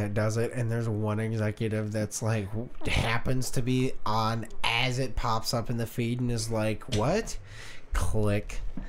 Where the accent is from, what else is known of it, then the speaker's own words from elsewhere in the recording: Tennessee, United States; Yeah, we're from Tennessee.